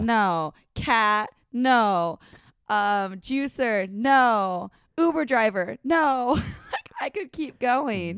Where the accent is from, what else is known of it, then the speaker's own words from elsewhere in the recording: Washington, United States; I'm from Washington